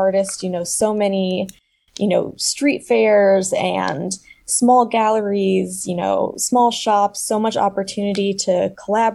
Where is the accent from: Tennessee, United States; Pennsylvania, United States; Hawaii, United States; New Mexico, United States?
New Mexico, United States; Santa Fe; now in Chicago, United States; I'm currently an artist here in Chicago, Illinois, but I grew up in Santa Fe, New Mexico